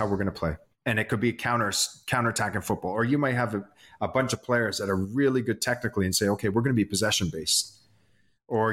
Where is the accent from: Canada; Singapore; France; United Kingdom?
Canada; As Canadians